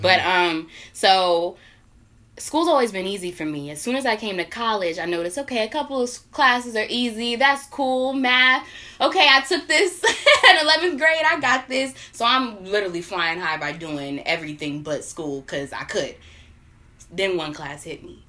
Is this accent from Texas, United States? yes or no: no; Northern Virginia, United States; moved away as an adult; now in Greensboro, North Carolina, United States; I'm from Northern Virginia